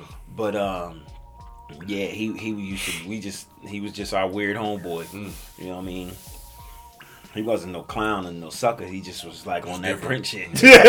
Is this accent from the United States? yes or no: yes; Willingboro, New Jersey, United States; I'm from Jersey, Willingboro, New Jersey.